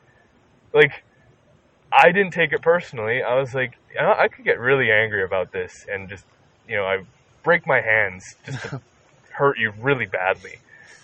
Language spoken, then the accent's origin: English; Canada; I'm from Canada